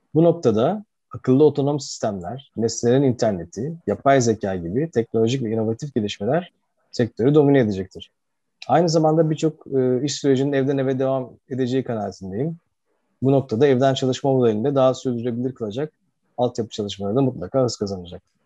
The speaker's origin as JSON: {"language": "Turkish", "town": "Izmir", "region": "İzmir", "country": "Turkey", "tie": "born or raised there", "moved": "as an adult", "lives_now": "Istanbul, Turkey", "said": "İzmirliyim aslen. Ee, İzmir'de Amerikan Koleji ve Ege Üniversitesi İnşaat Mühendisliğini bitirdikten sonra Koç Üniversitesi'nde MBA yapmak üzere İstanbul'a geldim"}